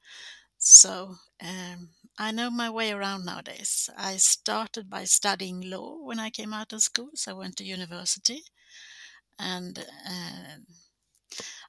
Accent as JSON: {"language": "English", "town": "Gothenburg", "region": "Västra Götaland", "country": "Sweden", "tie": "born or raised there"}